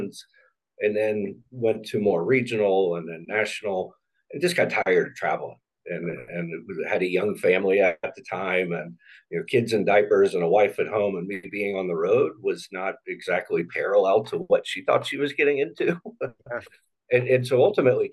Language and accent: English; Indianapolis, Indiana, United States; also born or lived in Cincinnati, Ohio / Louisville, Kentucky / Lexington, Kentucky; So I was born in Cincinnati. We did a little bit of moving around to parts of Kentucky, Louisville and Lexington, before settling pretty early in my life, so still preteen, in Indianapolis, and have been there since